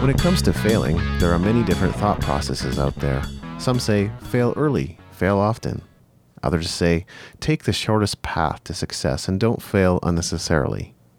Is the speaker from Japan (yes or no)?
yes; Japan; moved away; I grew up in Japan, so my Japanese was still pretty good